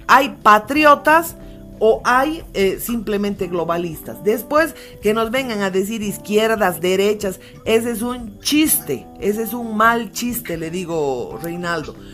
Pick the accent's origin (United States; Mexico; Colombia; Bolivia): Bolivia; si nosotros como bolivianos no cuidamos nuestra patria, que es la única que tenemos